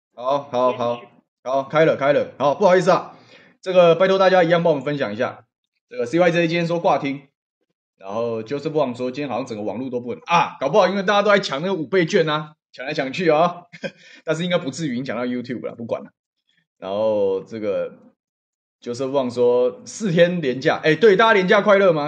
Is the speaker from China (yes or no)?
no; Taiwan; 我们台湾人